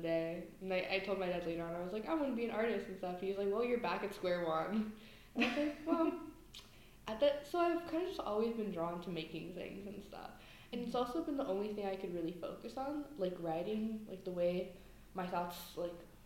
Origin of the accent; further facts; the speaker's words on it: San Francisco, California, United States; I'm from the Mission District in San Francisco